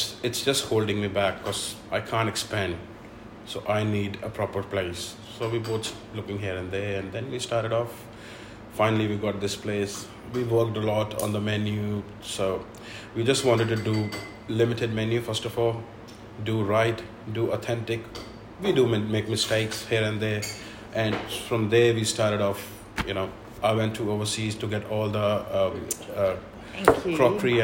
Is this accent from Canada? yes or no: no; Punjab, India; moved away as an adult; also born or lived in New Delhi, India / Scotland; now in Melbourne, Australia; I'm from Punjab